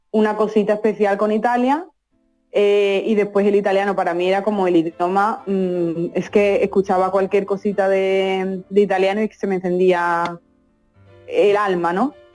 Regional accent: Albaida del Aljarafe, Andalusia, Spain; moved away as an adult; now in Italy; Mi pueblo es Albaida las Aljarafe. Eso es. En el Aljarafe sevillano.

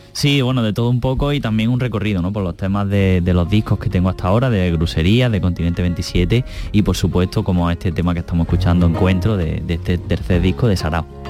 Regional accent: Andalusia, Spain; cómo somos los andaluces

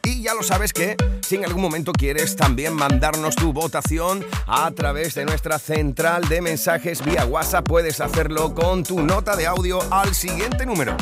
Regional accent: Huelva, Andalusia, Spain; en mi tierra, en Huelva

